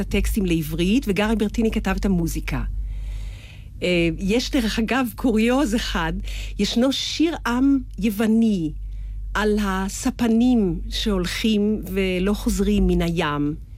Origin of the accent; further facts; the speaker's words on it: Israel; אני ישראלית